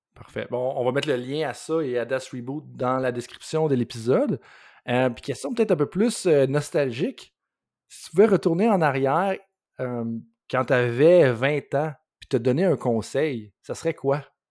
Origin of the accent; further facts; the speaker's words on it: Quebec, Canada; en tant que Québécois